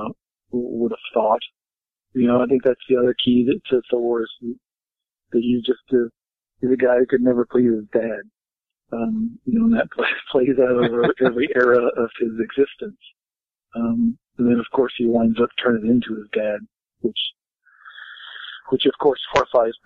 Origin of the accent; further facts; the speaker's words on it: the South, United States; I was raised in the South.